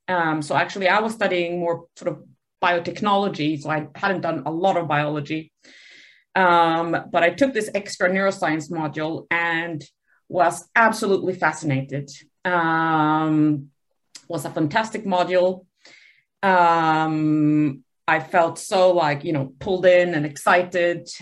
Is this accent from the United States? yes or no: no; Sweden; moved away; also born or lived in Buenos Aires, Argentina; So I grew up um, in Sweden um, and um, went to university there at the Uppsala University